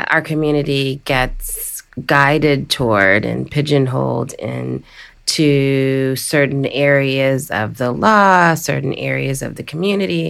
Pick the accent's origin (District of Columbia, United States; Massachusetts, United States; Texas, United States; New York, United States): District of Columbia, United States; Washington; the District of Columbia, my hometown